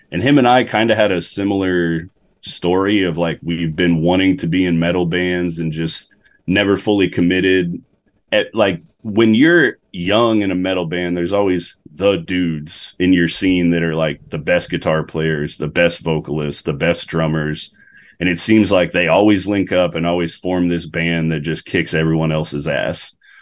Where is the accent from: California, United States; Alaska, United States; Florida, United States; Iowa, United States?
Alaska, United States; North Pole; moved away as an adult; now in Texas, United States; I was born and raised in Alaska.